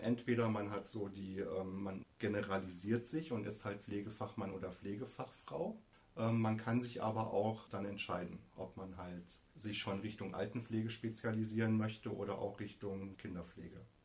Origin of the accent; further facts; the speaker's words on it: Hesse, Germany; moved away as an adult; also born or lived in Kassel / Norderney; now in Hann. Münden, Germany; ich komme vom Meißner